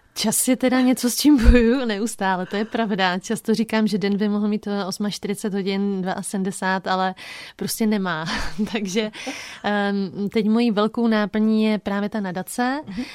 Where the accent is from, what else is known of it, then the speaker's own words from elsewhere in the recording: Bouzov, Olomouc Region, Czechia; also born or lived in Havířov; my jsme se přestěhovali tehdy z Havířova na Litovelsko, uh, konkrétně na Bouzovsko